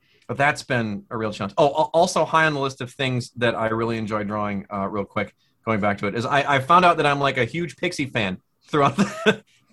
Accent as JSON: {"language": "English", "region": "Midwest", "country": "United States", "moved": "yes", "said": "I'm from the Midwest originally."}